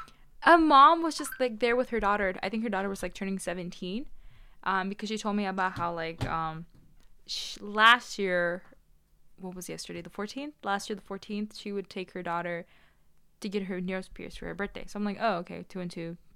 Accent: New York, United States; Well, yeah, like, I moved here when I was, like, around 7 or 8. So it kind of, like, it was, like, half and half. Mm-hmm. So, you know, I was born in Long Island, so

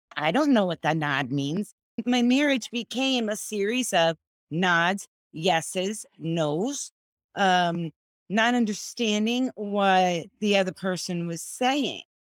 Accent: Florida, United States; I'm from Florida

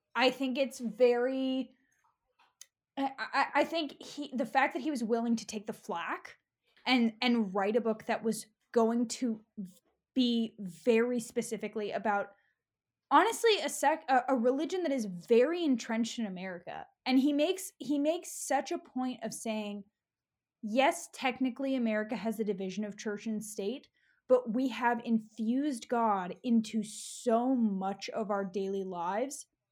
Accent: California, United States; I grew up in California.

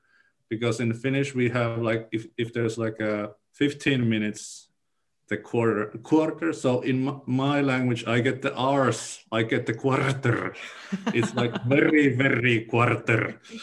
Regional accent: Newcastle, North East England, United Kingdom; English is a second language; I'm from Newcastle. My accent is to me like this, for example, a working class accent.

